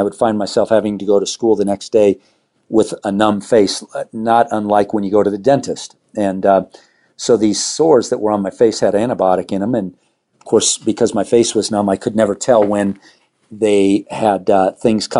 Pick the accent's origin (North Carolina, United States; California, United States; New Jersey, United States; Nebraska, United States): California, United States; Southern; now in Arvada, United States; I grew up in Southern California